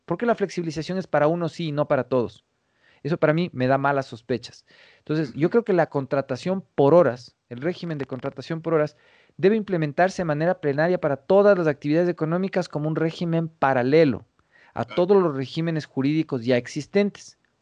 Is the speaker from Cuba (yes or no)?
no; Ecuadorian Sierra, Ecuador; accent: serrano; además tengo acento serrano